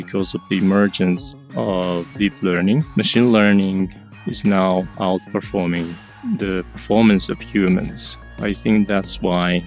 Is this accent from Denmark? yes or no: no; Japan; I'm from Japan